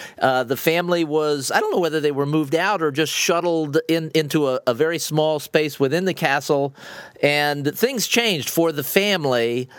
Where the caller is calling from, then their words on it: Naples, Florida, United States; I'm calling you from Naples, Florida.